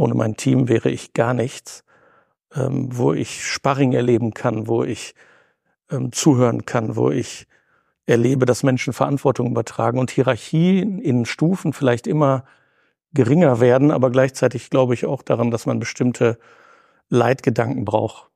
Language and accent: German; Bielefeld, North Rhine-Westphalia, Germany; bin in Bielefeld zur Schule gegangen, bin hier geerdet und fühle mich als Ostwestfale wie in Bielefeld heimisch.